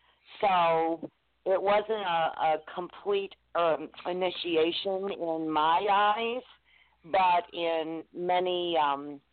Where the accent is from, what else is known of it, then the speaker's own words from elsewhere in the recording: Detroit, Michigan, United States; first language Spanish; English is a second language; I'm from Detroit, Michigan. My mother's from Cuba, was from Cuba. My father was Greek